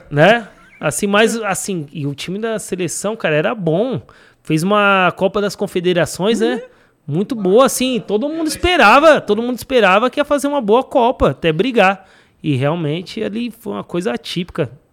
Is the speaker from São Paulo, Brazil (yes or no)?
yes; São Paulo, Brazil; moved away as an adult; now in Thailand; eu sou aqui de São Paulo.